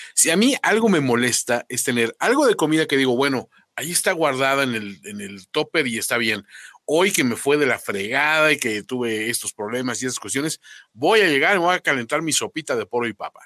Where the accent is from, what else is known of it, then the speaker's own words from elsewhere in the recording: Mexico; los mexicanos somos